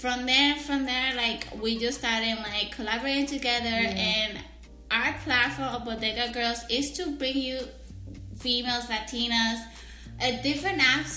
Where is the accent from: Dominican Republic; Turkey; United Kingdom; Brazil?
Dominican Republic; moved away; I was born in Dominican Republic and... usually we call it colmado in DR.